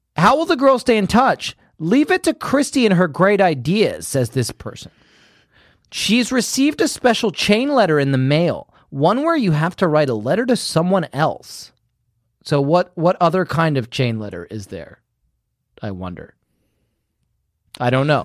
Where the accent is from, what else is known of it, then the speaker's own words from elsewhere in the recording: home country where Guy Fawkes is burned, England, United Kingdom; moved away; in my home country, we do burn Guy Fawkes in effigy every year